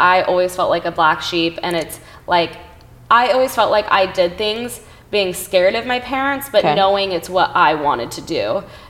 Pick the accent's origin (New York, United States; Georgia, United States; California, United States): California, United States; Los Angeles; growing up